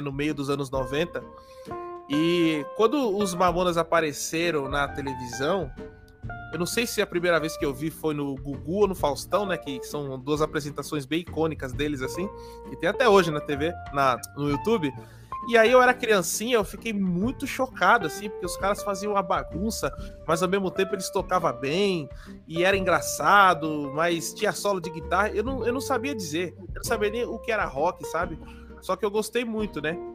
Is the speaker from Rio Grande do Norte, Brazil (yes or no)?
no; São Paulo, Brazil; eu sou daqui de São Paulo. Eu moro aqui na capital, na zona leste de São Paulo